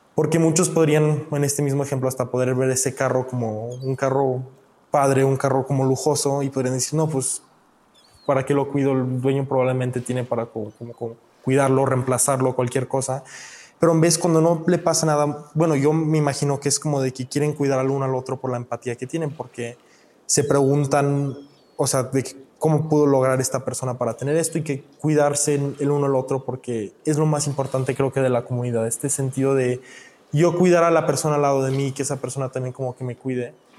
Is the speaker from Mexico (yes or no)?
yes; Mexico; now in United States; yo nací en México, yo soy de México